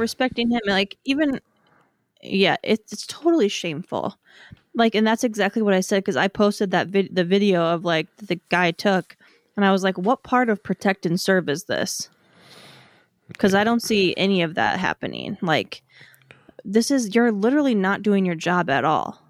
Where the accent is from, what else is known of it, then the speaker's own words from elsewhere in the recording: Wisconsin, United States; I grew up in Wisconsin.